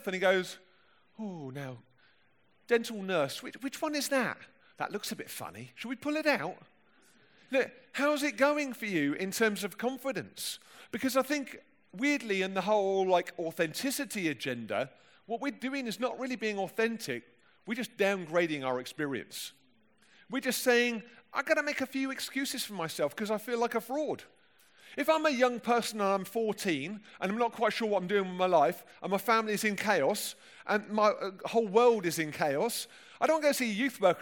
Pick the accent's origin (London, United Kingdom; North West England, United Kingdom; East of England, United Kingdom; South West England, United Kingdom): London, United Kingdom; accent: plummy London; my plummy London accent